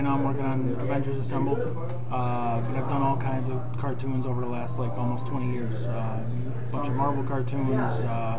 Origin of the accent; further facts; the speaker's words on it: Syracuse, New York, United States; I am a local guy, born and raised in Syracuse.